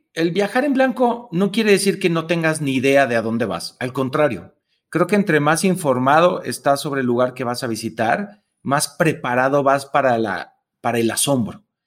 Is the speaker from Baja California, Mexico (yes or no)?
no; Tepatitlán, Jalisco, Mexico; now in Mexico City, Mexico; yo soy de Tepatitlán, Jalisco, que mm, es una ciudad pequeña